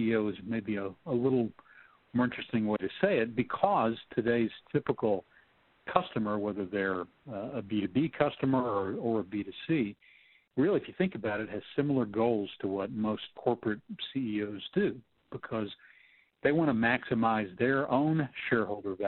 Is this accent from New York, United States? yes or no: no; Texas, United States; I'm from Texas